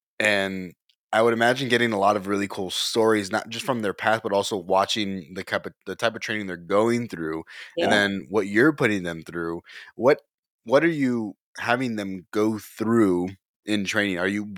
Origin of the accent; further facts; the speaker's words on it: Texas, United States; also born or lived in College Station; I mean, I'm from South Texas and then from, you know, around the College Station area.